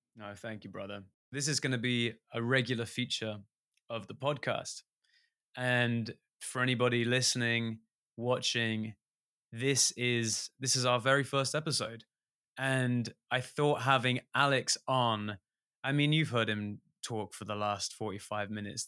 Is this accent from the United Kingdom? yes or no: yes; England, United Kingdom; an english musician